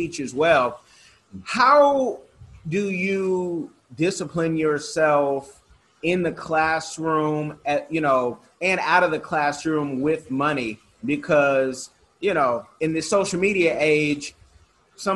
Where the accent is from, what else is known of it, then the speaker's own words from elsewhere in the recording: Bay Area, California, United States; growing up in the Bay Area where it was a mix